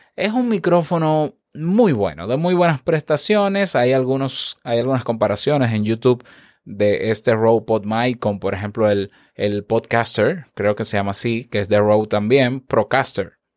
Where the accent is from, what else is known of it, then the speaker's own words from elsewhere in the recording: Dominican Republic; como decimos aquí en mi país, República Dominicana